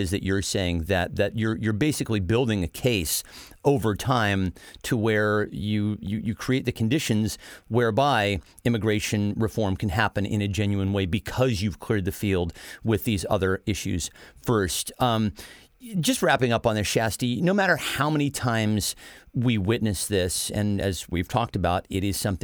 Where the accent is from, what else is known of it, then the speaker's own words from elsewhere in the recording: United States; as an American